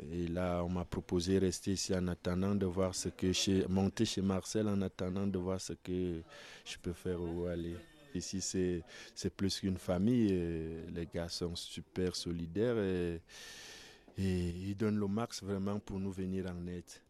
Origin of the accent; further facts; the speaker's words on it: Yaoundé, Centre, Cameroon; now in France; Euh, je, je viens du Cameroun. J'ai 36 ans.